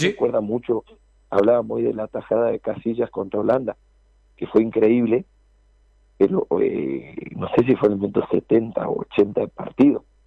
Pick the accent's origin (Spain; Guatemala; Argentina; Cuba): Argentina; moved away; Nosotros a veces los argentinos